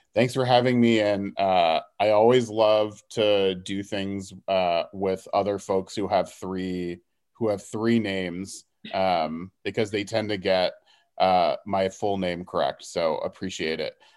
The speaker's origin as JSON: {"language": "English", "town": "Houston", "region": "Texas", "country": "United States", "tie": "born or raised there", "also_born_or_lived": "Dallas", "said": "I'm from Houston originally"}